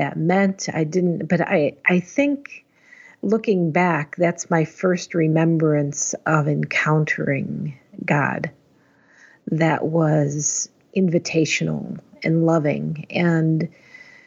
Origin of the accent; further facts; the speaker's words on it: Chicago, Illinois, United States; I grew up in the northwest suburbs of Chicago